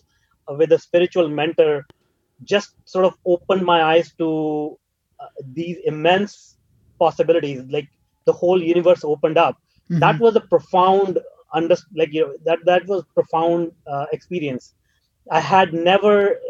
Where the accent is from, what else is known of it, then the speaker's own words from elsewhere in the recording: India; moved away as an adult; now in North America; I grew up in India